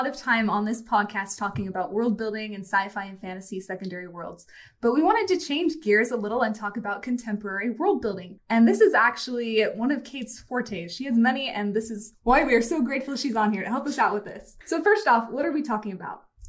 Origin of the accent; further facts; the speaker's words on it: Pleasant Grove, Utah, United States; I'm from Pleasant Grove